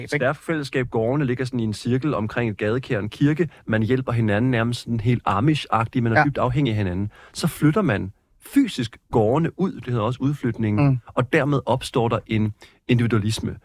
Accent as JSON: {"language": "Danish", "area": "Skorup, near Svendborg, Funen", "region": "Southern Denmark", "country": "Denmark", "tie": "born or raised there", "said": "den by, jeg voksede op i, fremgår ligesom, den hedder Skorp, og ligger lige ved siden af Svendborg"}